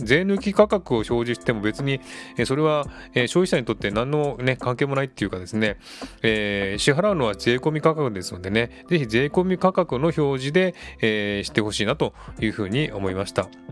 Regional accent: Japan; moved away as an adult; now in Sydney, Australia; 自分が生まれ育った国

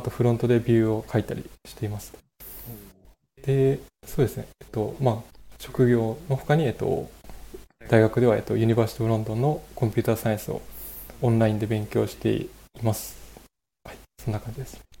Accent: Okuma, Fukushima, Japan; also born or lived in Iwaki, Japan; 自分自身福島県出身なんですけど

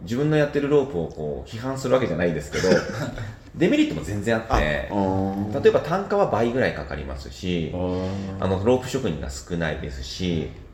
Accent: Nagoya, Aichi, Japan; moved away as an adult; now in Fuchu, Japan; もともと名古屋出身なんですが

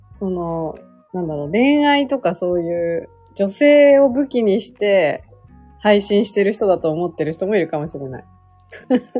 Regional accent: Gunma, Japan; moved away as an adult; now in Tokyo, Japan; 出身群馬なので。

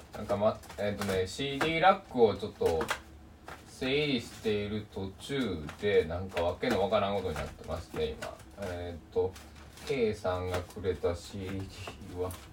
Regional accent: Susaki, Kochi, Japan; 須崎の僕の地元

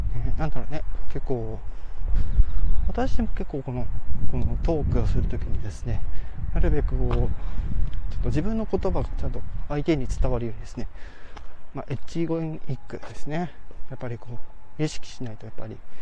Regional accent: Hokkaido, Japan; 私、あの、地元が北海道ですから

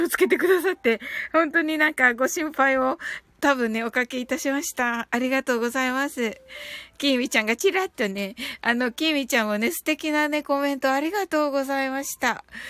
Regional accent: Kyushu, Japan

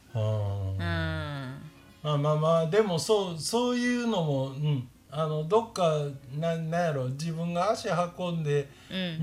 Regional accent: Osaka, Japan; moved away; also born or lived in Sanda, Hyogo; もともと大阪出身やけど、あの、兵庫県の三田にずっと住んでた

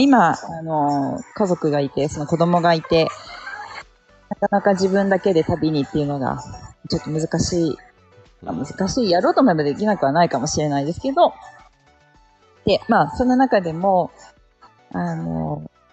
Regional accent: Yokohama, Kanagawa, Japan; now in Hakuba, Japan; 私、出身横浜です

